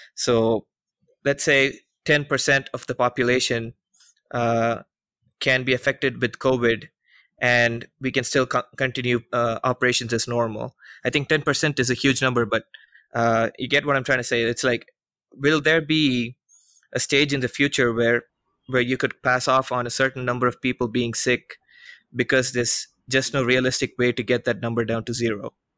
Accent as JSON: {"language": "English", "country": "India", "tie": "born or raised there", "moved": "yes", "said": "my hometown"}